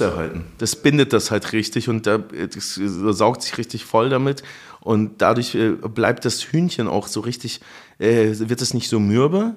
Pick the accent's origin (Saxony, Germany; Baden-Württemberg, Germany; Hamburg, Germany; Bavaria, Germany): Bavaria, Germany; Munich; now in Berlin, Germany; ich bin ja in München aufgewachsen